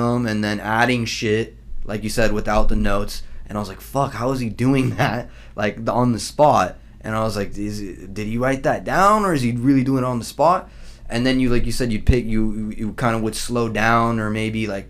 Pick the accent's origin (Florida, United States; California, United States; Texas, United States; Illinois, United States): California, United States; Southern; we're from SoCal